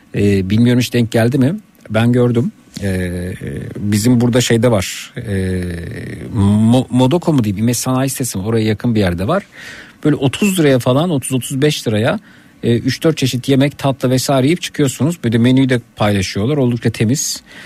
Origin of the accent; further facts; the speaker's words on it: Şile, Istanbul, Turkey; bir Şileli olarak